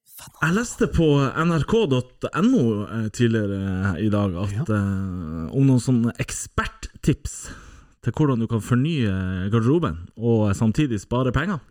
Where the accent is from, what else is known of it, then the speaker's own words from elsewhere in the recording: Tromsø, Troms, Norway; jeg er jo fra Tromsdalen